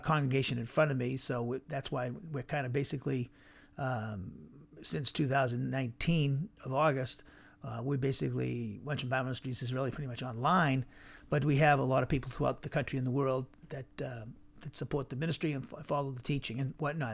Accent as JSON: {"language": "English", "town": "Norwood", "region": "Massachusetts", "country": "United States", "tie": "born or raised there", "also_born_or_lived": "Cedar Rapids, Iowa", "moved": "yes", "said": "my hometown, in Norwood, Massachusetts"}